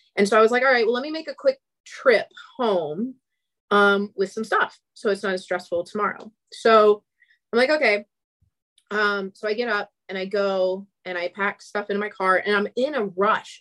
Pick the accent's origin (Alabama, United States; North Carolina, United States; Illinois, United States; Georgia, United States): Georgia, United States; Atlanta; I'm from Atlanta